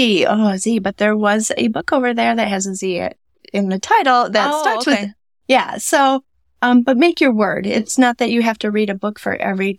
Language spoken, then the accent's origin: English; Stanton, Michigan, United States; also born or lived in Greenville; Yeah, I grew up in Stanton.